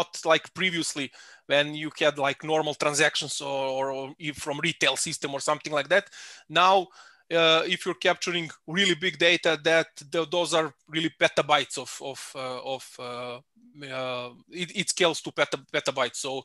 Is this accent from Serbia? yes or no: yes; Belgrade, Serbia; moved away as an adult; now in Salzburg, Austria; I'm originally from Belgrade in Serbia, but for last 5 years I live in a beautiful city of Salzburg in Austria